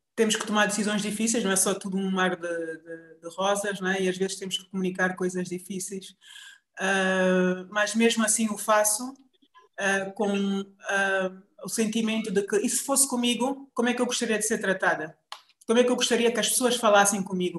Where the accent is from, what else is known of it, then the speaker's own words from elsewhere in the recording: Benguela, Angola; moved away as an adult; now in Luanda, Angola; saí de Benguela por volta de 95, infelizmente, com 18 anos, uh, para vir a Luanda para continuar os meus estudos. Em Benguela sempre tive muito muito envolvida em, em atividades da escola